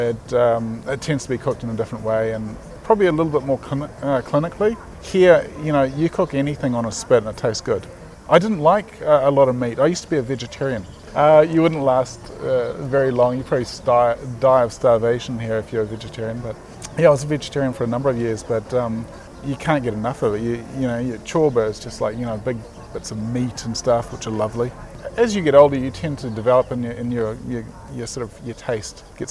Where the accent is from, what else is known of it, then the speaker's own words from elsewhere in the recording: New Zealand; Being a Kiwi, we very much have our own way about us